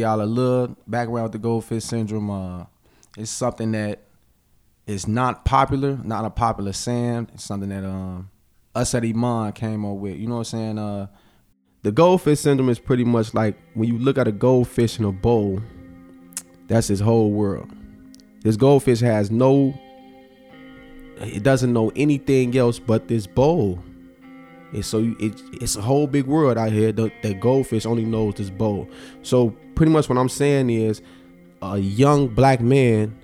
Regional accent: Chicago, Illinois, United States; I'm from Auburn Gresham

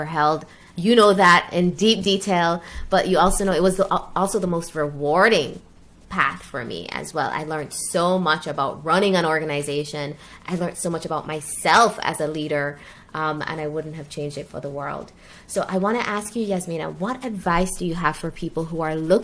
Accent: Jamaica; moved away as an adult; I grew up in Jamaica from 1 to 17, or 0 to 17, 0 to 18.

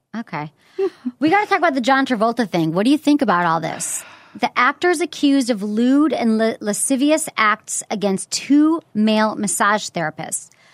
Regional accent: Detroit, Michigan, United States; now in San Francisco, United States; I'm from Michigan.

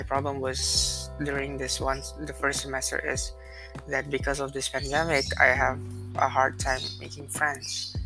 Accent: Jakarta, Indonesia; Back home here in Jakarta, especially in my school

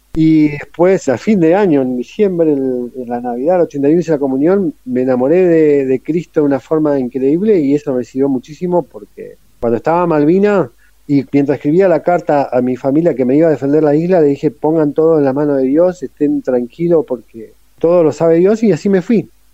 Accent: San Carlos de Bariloche, Río Negro, Argentina; Soy de Bariloche, pero me tocó el servicio militar en Río Gallego en la Fuerza Aérea

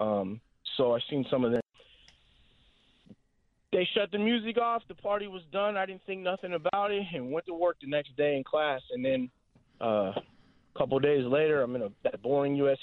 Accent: Fresno, California, United States; I was born and raised here in Fresno

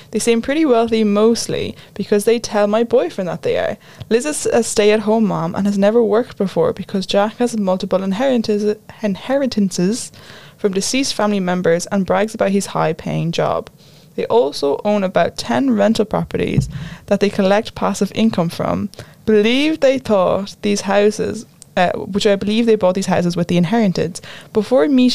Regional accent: Ireland

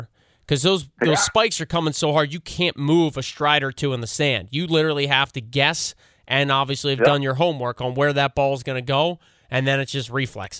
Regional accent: United States; I obviously am biased being American.

